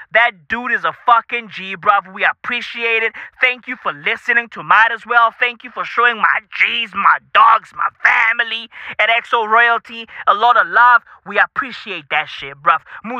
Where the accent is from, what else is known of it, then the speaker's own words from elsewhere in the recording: South Africa; Hey, listen, I'm from South Africa, I get it, but I grew up with that bitch as a part of my fucking vocab.